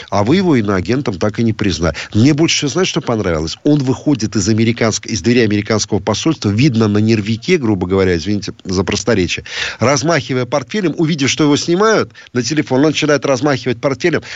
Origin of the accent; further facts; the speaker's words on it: Riga, Latvia; мы приезжали, когда из Риги на соревнования в Таллин